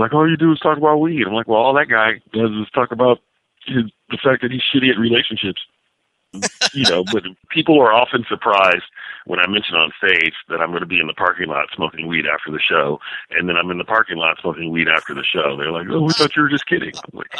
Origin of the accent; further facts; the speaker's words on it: California, United States; And I say I know I'm from Northern California because I will smoke marijuana around children